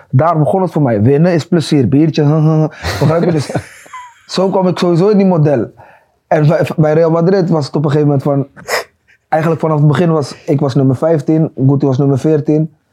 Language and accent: Dutch; Netherlands; ik kwam uit Nederland.